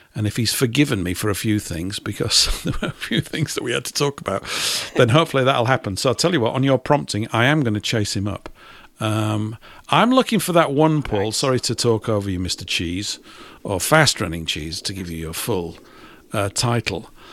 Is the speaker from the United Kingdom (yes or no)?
yes; Leeds, Yorkshire and the Humber, United Kingdom; my hometown. It's in Leeds.